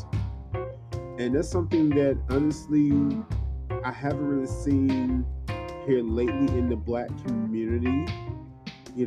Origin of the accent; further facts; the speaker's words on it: the Deep South, Georgia, United States; I grew up in the Deep South. You know, and when I grew up, I really didn't notice just the racism that I saw around me until I got older. You know, and at the same time, I love where I'm from. Georgia is my home